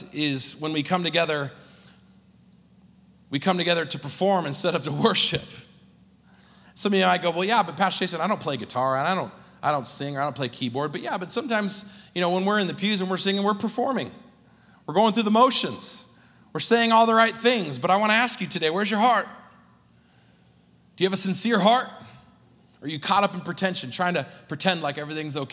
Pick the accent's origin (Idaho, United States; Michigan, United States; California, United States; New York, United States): California, United States; accent: California; moved away as an adult; also born or lived in New Zealand; now in Salt Lake City, United States; originally growing up in California, I had an accent that I didn't realize I had